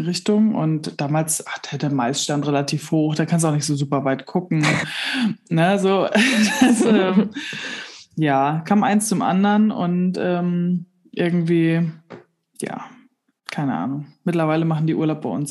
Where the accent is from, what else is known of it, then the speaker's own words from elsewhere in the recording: Kellinghusen, Schleswig-Holstein, Germany; now in Bargum, Germany; bin im Landhandel aufgewachsen in Kellinghusen. Das ist im Kreis Steinburg